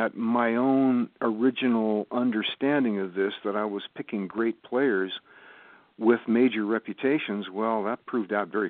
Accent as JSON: {"language": "English", "region": "West Coast", "country": "United States", "tie": "born or raised there", "moved": "yes", "lives_now": "Olean, United States", "said": "I grew up on the West Coast"}